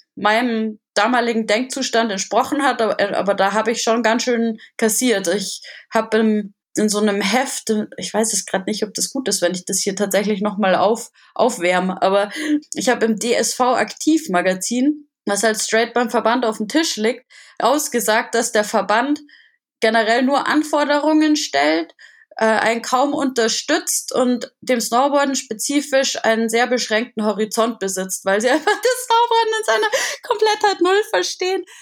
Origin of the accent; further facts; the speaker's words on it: Germany; bei uns in Deutschland